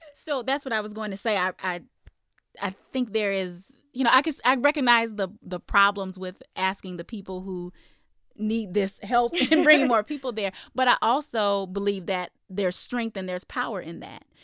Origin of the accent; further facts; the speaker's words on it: Iowa, United States; now in Arizona, United States; I grew up in Iowa